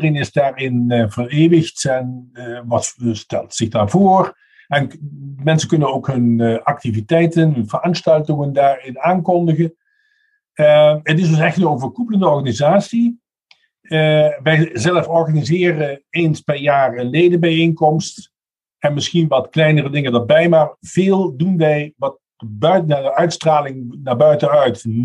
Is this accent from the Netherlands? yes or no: yes; Netherlands; German is a second language; moved away as an adult; also born or lived in Münster, Germany; Ich bin Niederländer vom, von der Nationalität